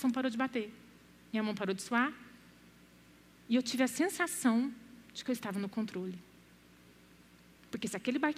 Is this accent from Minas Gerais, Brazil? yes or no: yes; Uberlândia, Minas Gerais, Brazil; now in Goiânia, Brazil; em 2010 fazia quatro anos que nós tínhamos mudado para Goiânia, né? Nós somos de Uberlândia, viemos para cá com três filhos lindos